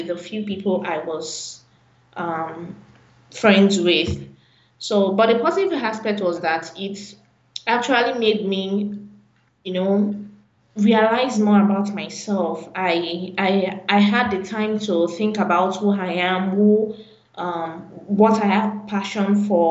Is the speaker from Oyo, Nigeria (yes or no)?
yes; Ibadan, Oyo, Nigeria; I was born in Ibadan.